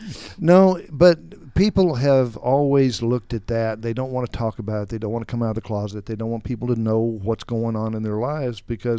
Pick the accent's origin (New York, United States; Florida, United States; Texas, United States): Texas, United States; born there; I was born in 1951 in West Texas, where all the tumbleweeds blow